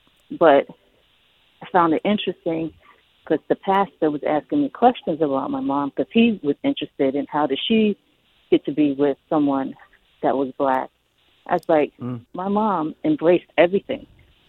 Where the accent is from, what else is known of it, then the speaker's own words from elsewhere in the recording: New York City, New York, United States; My mom's parents immigrated from China to here. And we grew up in Queens, South Jamaica